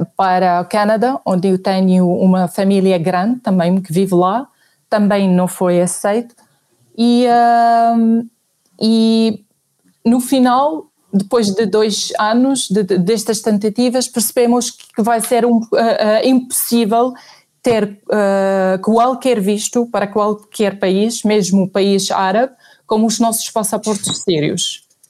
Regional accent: Syria; Portuguese is a second language; moved away as an adult; also born or lived in Nigeria / Ghana; now in Portugal; eu saí da Síria uh, em 2003, quando casei com o meu marido

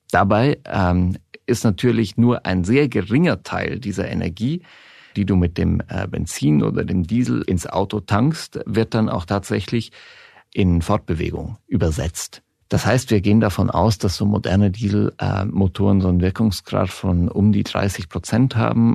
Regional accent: Switzerland; also born or lived in Berlin, Germany; now in Germany; Ich bin in der Schweiz aufgewachsen

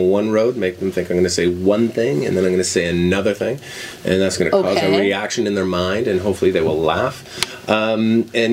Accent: Ottawa, Ontario, Canada; I'm from Ottawa. I grew up in Ottawa, Ontario, Canada, so right on the border of Quebec.

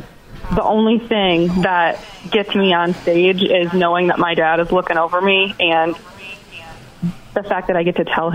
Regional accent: Manistee, Michigan, United States; I grew up in Manistee.

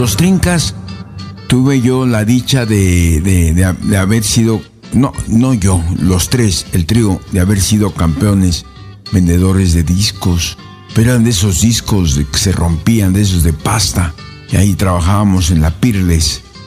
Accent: Puebla, Mexico; soy mexicano, yo soy poblano

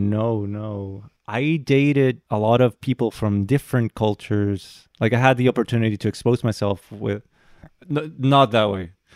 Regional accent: Santo Domingo, Dominican Republic; moved away as an adult; now in Japan; I'm, I'm from Dominican Republic. Uh, I've been here in Japan for about almost six years now. And, uh, yeah, I've, I've lived most of my life in, in D R

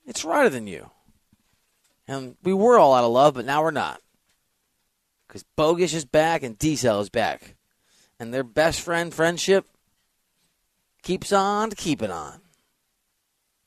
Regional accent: Iowa, United States; moved away; also born or lived in West Coast; I'm from Iowa

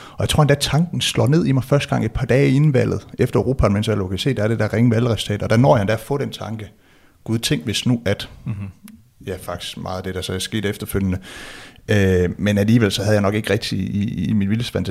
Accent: West Jutland, Denmark; jeg identificerer mig som, som dansker, som vestjyde, vil jeg må, måske endda sige

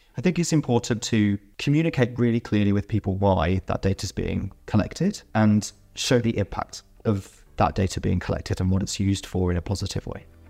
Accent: United Kingdom; I grew up in the United Kingdom and went to school in the United Kingdom in the nineteen nineties and early two thousands.

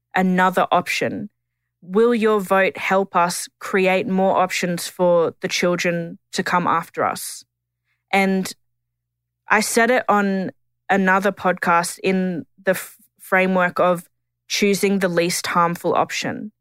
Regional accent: Tiwi, Northern Territory, Australia; I'm a Gullambringan Dungalaba Tiwi woman

